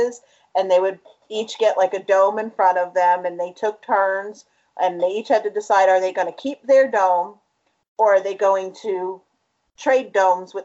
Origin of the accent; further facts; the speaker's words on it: the South, United States; we're from the South